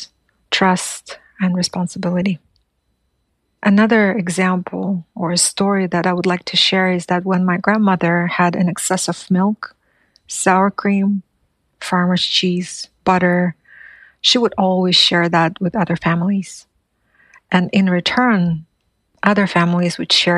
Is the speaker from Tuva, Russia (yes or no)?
no; Siberia, Buryatia, Russia; first language Buryat; English is a second language; moved away; I come from the Abzai clan of the Hirit Nation of Buryat peoples. We're the largest indigenous group in Siberia on both sides of Lake Baikal.